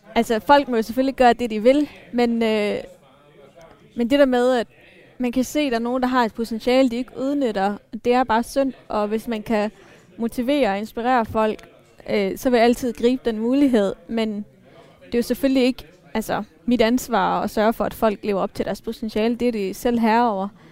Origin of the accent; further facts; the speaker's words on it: Denmark; jeg er ikke etnisk dansker, øh, men jeg er vokset op her